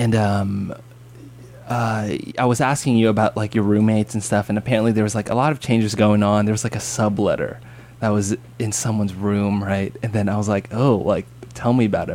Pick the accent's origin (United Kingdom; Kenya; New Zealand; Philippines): Philippines; also born or lived in Anaheim, California, United States; now in United States; I'm Filipino